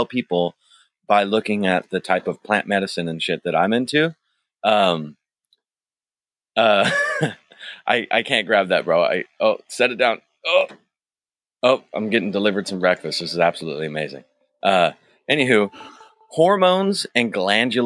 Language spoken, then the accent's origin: English; United States; growing up in America